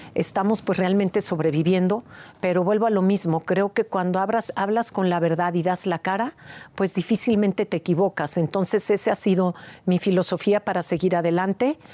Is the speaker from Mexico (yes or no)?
yes; Mexico; este orgullo que tenemos como mexicanos por tener nuestra cultura ancestral viva hoy en día